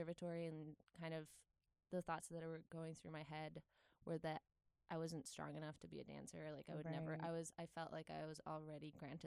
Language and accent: English; Poland; moved away as an adult; also born or lived in Netherlands; I grew up in Poland